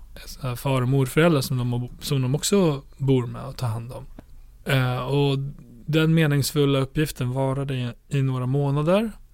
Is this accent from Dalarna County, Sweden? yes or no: yes; Borlänge, Dalarna County, Sweden; min hemstad Bålänge